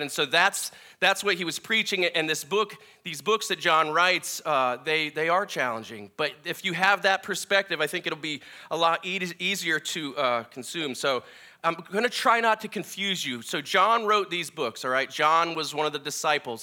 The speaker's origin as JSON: {"language": "English", "region": "Minnesota", "country": "United States", "said": "I'm from Minnesota."}